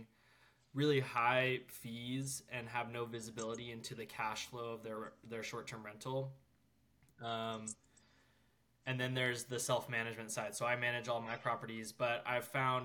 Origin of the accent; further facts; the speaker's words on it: North Georgia, United States; also born or lived in Utah; I'm from North Georgia, and that's where I live now